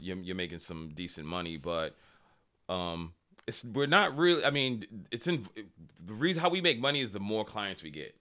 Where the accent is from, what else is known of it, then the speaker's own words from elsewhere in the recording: Boston, Massachusetts, United States; moved away; also born or lived in Randolph, Massachusetts; I grew up in Boston, um, uh, grew up in Dorchester